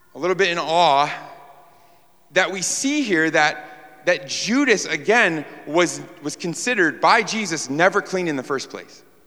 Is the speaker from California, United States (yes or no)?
no; New York, United States; moved away; we're from New York.